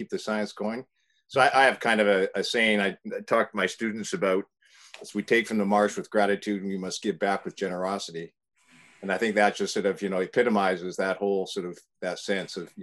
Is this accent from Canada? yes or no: yes; Canada; moved away as an adult; also born or lived in Toronto, Canada / British Columbia, Canada; now in California, United States; I'm Canadian